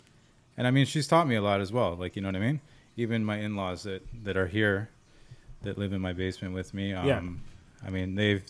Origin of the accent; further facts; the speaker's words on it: Toronto, Ontario, Canada; I grew up in Regent Park downtown.